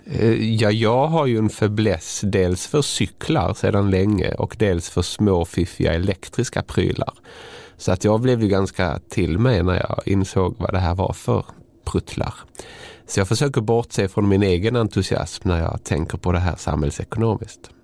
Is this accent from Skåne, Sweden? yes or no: yes; Malmö, Skåne, Sweden; min hemstad Malmö